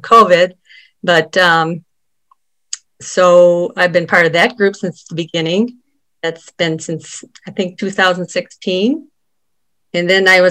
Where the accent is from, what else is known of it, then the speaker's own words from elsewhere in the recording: Dubuque, Iowa, United States; I was born and raised in Dubuque, and as was my husband. So we've been here our whole lives.